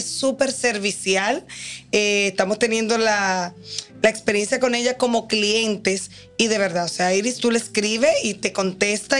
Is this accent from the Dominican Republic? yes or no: yes; Dominican Republic; nosotros como dominicanos